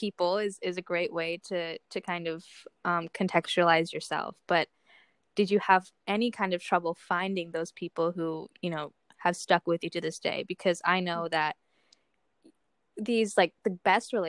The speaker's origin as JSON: {"language": "English", "town": "Omaha", "region": "Nebraska", "country": "United States", "tie": "born or raised there", "also_born_or_lived": "Melbourne, Australia / Toronto / Miami / Cleveland", "moved": "as an adult", "lives_now": "New York City, United States", "said": "grew up in Omaha, Nebraska."}